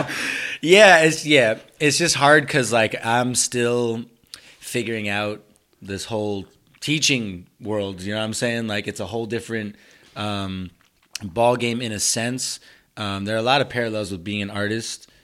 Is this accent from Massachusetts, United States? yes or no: yes; Somerville, Massachusetts, United States; first language Spanish; English is a second language; I'm from Somerville, lived here my whole life